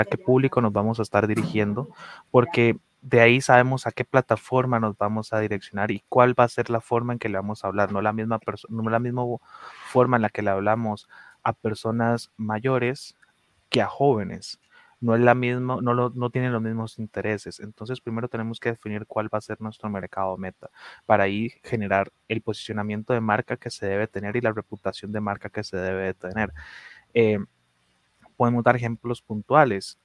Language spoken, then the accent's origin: Spanish; Costa Rica; nuestra identidad cuál es, la costarricense